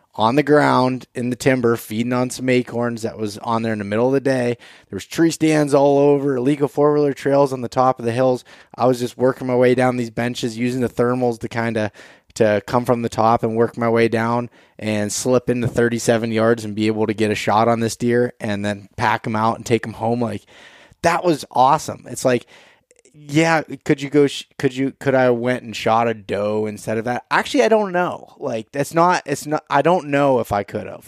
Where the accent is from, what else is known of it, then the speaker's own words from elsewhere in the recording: Pennsylvania, United States; Pennsylvania 'cause that's my home state and where I spend most of my time